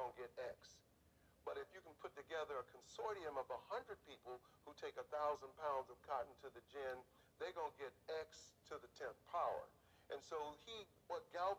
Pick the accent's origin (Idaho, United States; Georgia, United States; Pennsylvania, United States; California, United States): California, United States; Oakland; I'm originally from Oakland. I grew up in Oaktown, all over Oakland, every project in Oakland.